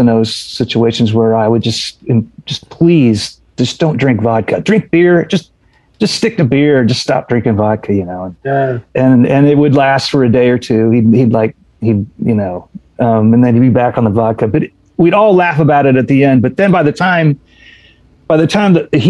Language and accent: English; Indiana, United States; We're all from Indiana. We know how to do that.